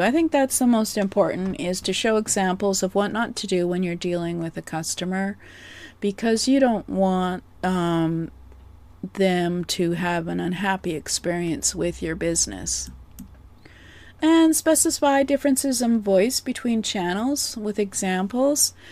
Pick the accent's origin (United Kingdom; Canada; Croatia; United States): Canada; I am Canadian